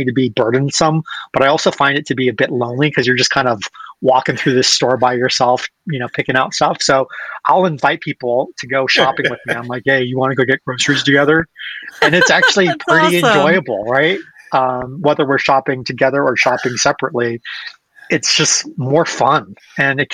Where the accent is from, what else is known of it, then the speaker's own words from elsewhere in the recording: United States; being American